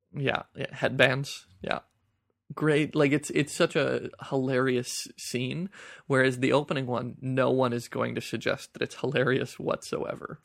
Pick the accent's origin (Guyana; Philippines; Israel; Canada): Canada; as a Canadian